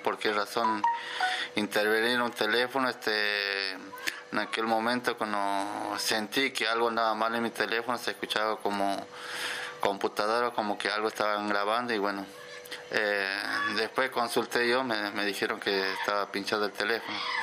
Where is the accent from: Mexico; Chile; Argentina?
Argentina; Quimilí, Santiago del Estero; moved away as an adult; also born or lived in Santa Fe / Entre Ríos; now in Santiago del Estero, Argentina; yo soy de Quimilí, eh, mis papás también eran de Quimilí